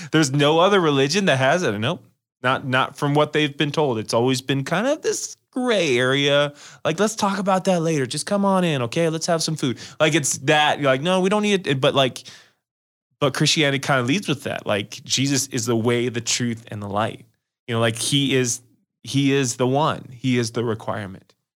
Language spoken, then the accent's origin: English; Las Vegas, Nevada, United States; I'm from Las Vegas